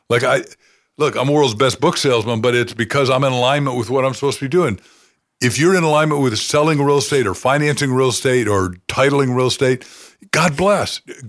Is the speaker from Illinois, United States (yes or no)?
yes; Waukegan, Illinois, United States; Yeah, Waukegan, Illinois.